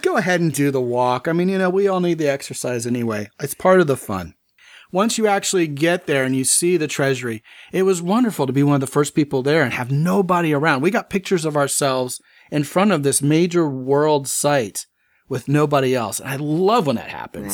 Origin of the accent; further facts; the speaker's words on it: United States; I was from America